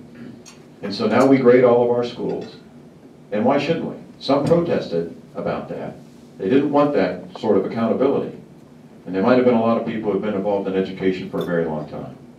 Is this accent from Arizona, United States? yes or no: no; Sunshine State, Florida, United States; I'm from the Sunshine State.